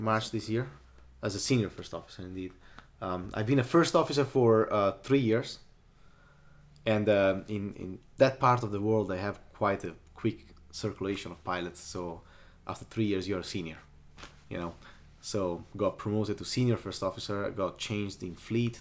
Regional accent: Sardinia, Italy; English is a second language; also born or lived in north of Italy; I grew up in Sardinia, which is the island left of Italy

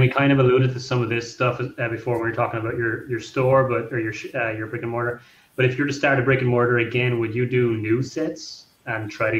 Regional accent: Ireland; now in New Jersey, United States; I'm here now, but I'm originally from Ireland.

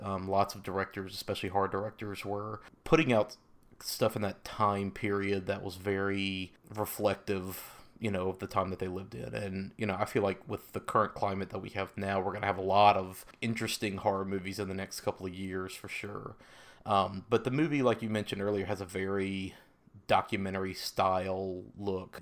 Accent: the South, United States; I grew up in the South in a very religious household

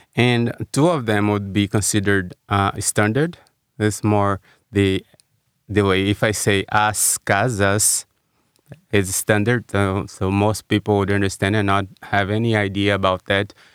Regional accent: Brazil; moved away as an adult; also born or lived in São Paulo, Brazil / Washington, D.C., United States; now in United States; growing up in Brazil

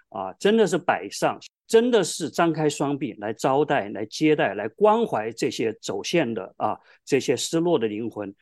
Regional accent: Hubei, China; moved away as an adult; also born or lived in Wuhan / California; now in United States; 我就从小跟着她在全湖北省去巡回芭蕾舞剧《白毛女》

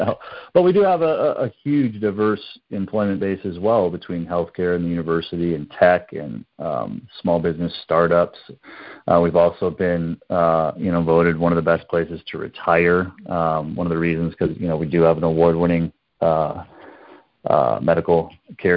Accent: Wisconsin, United States; now in Fort Collins, United States; I'm from Wisconsin

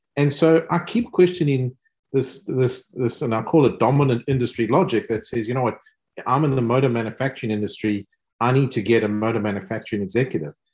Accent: South Africa; accent: South African; also born or lived in United States / Germany; now in United Kingdom; As you can hear from my accent, um, clearly South African, living in, in the UK, educated in the US

